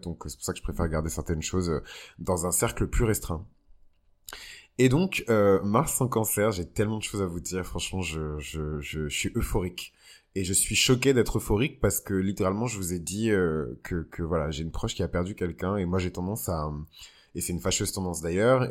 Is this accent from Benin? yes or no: yes; Benin; au Bénin, mon pays d'origine